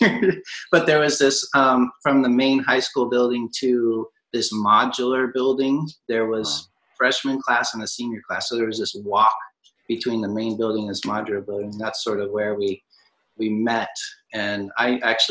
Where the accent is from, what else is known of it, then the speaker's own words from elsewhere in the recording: Portland, Oregon, United States; I was born in Portland, Oregon